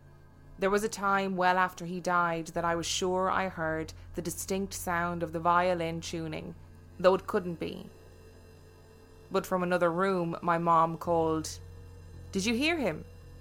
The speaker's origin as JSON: {"language": "English", "town": "Brooklyn", "region": "New York", "country": "United States", "tie": "born or raised there", "said": "The house I grew up in is in Brooklyn, and my grandparents bought it while it was being built."}